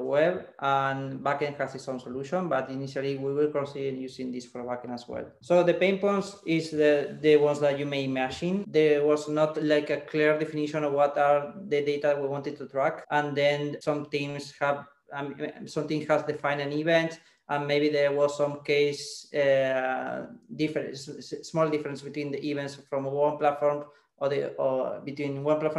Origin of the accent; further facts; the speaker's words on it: Argentina; now in Barcelona, Spain; I'm Argentinian living in Barcelona now.